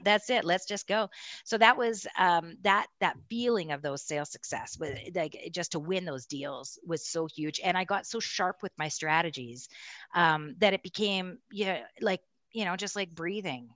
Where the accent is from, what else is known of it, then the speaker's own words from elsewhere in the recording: Castlegar, British Columbia, Canada; moved away as an adult; also born or lived in Kelowna, British Columbia; now in Calgary, Canada; we moved from Castlegar, B C, and the Kootenays to, uh, Kelowna